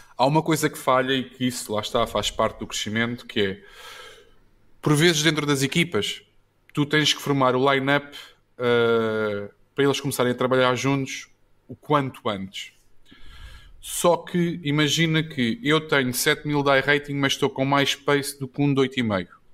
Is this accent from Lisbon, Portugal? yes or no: yes; Odivelas, Lisbon, Portugal; also born or lived in Luanda, Angola; Eu sou de Adivelas